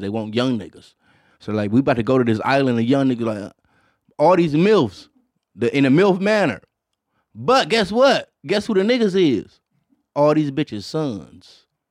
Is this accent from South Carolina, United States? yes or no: no; Detroit, Michigan, United States; as a black kid, in, in Detroit, Michigan